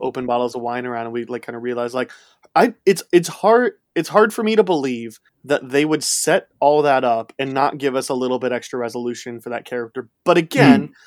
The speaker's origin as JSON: {"language": "English", "area": "near Chicago", "region": "Illinois", "country": "United States", "tie": "born or raised there", "said": "I grew up near Chicago"}